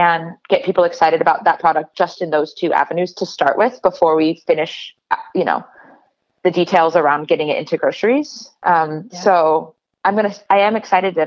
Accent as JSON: {"language": "English", "town": "Portland", "region": "Oregon", "country": "United States", "tie": "born or raised there", "said": "I grew up in Portland"}